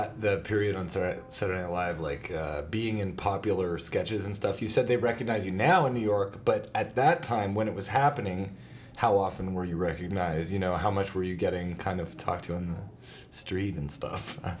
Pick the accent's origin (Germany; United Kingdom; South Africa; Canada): Canada; Right, because we're Canadian.